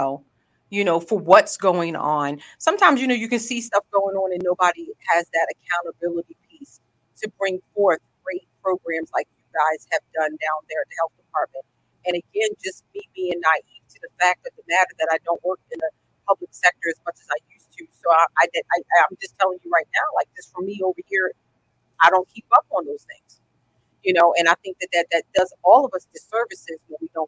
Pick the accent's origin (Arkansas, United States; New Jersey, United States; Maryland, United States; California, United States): Maryland, United States; Edgewood; I am from Harford County, born and raised, and Edgewood is where I grew up.